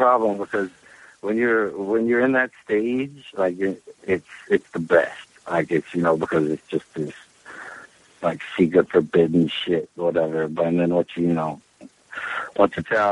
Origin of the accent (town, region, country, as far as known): Charleston, West Virginia, United States; born or raised there; now in New York City, United States